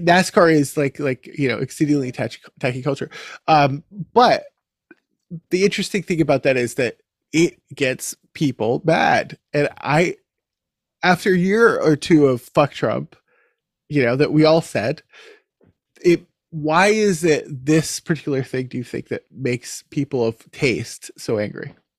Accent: King of Prussia, Pennsylvania, United States; moved away as an adult; now in Canada; growing up near King of Prussia

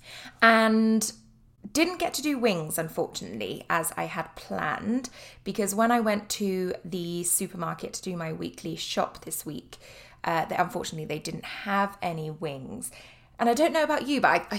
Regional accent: Cornwall, South West England, United Kingdom; I am from Cornwall, which is down in the tip in the southwest of England.

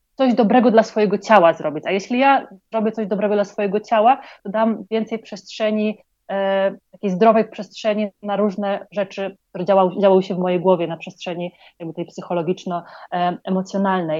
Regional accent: Poland; moved away as an adult; also born or lived in London; now in Colombia; pochodzę z Polski, ale ostatnie 8 lat mieszkałam e, w Londynie

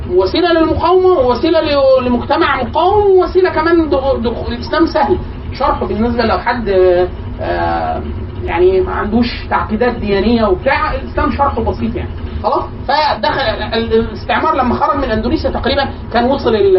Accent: Egypt

